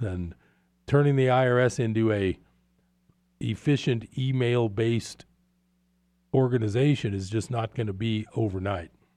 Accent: East Bay, California, United States; moved away as an adult; I grew up in the East Bay

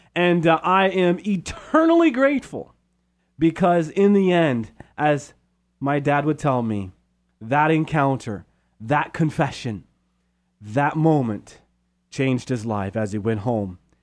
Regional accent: Modesto, California, United States; also born or lived in San Ramon / Steubenville / Loretto; now in Chico, United States; we moved to Modesto from San Ramon

